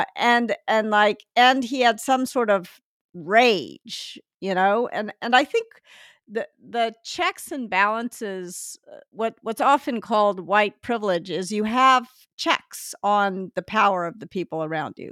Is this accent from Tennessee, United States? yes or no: yes; Memphis, Tennessee, United States; moved away; also born or lived in Northeast US / California; I grew up in Memphis, and I sort of imagined when I moved to the Northeast